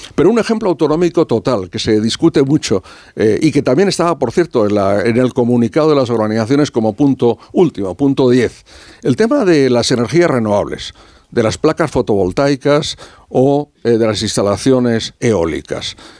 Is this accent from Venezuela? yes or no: no; Spain; como español